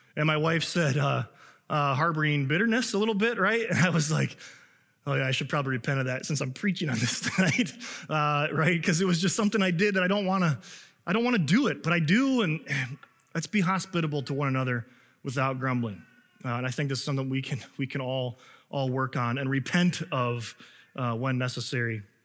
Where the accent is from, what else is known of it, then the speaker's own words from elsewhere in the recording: Chicago, Illinois, United States; now in Minnesota, United States; I know I'm from Illinois and I'm from Chicago